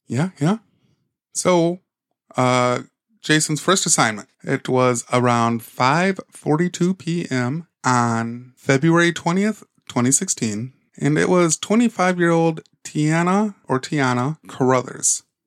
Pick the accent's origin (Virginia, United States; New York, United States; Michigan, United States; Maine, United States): Michigan, United States; We are from Michigan